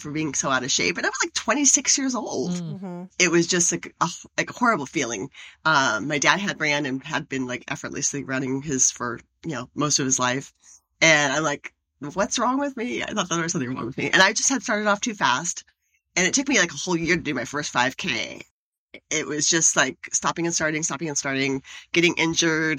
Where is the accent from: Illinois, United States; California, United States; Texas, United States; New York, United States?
California, United States; Southern; moved away as an adult; also born or lived in San Francisco; now in Seattle, United States; I grew up in Southern California